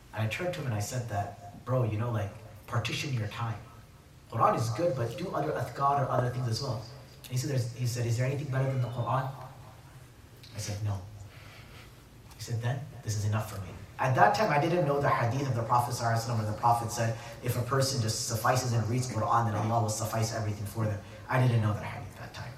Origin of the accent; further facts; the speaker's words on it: Saudi Arabia; moved away; also born or lived in United States; I grew up in Saudi, there's that one element of my memories of Saudi, and then there's that when I came, when I was living in America or studying